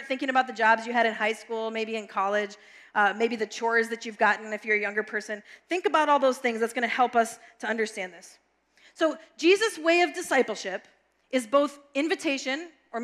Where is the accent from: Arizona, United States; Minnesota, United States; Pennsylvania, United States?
Minnesota, United States; Brooklyn Park; I grew up in Brooklyn Park